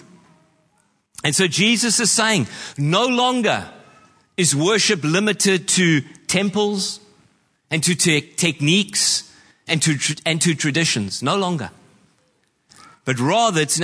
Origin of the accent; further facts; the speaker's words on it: New Zealand; I know as a Kiwi